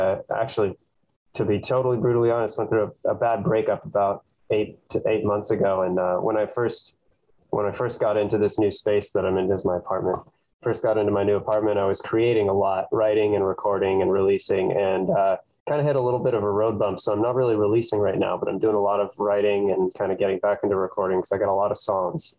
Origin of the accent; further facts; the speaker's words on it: Davis, California, United States; moved away as an adult; now in Los Angeles, United States; I grew up in Northern California in Davis, close to Sacramento.